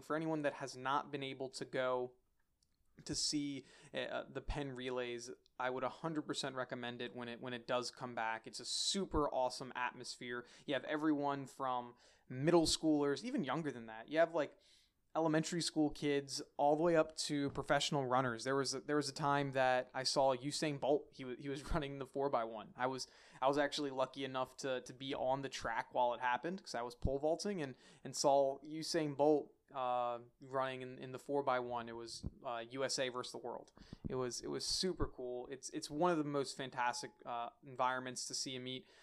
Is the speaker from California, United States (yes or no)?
no; Philadelphia, Pennsylvania, United States; coming out of Pennsylvania, Philadelphia, my hometown